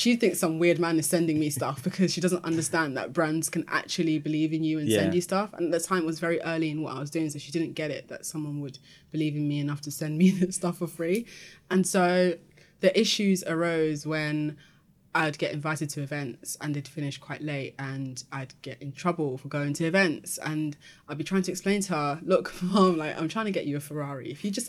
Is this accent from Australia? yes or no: no; Peckham, London, United Kingdom; Lived in Peckham my whole life, and having been in that environment, it's made me had to learn the hard way to fight to be understood.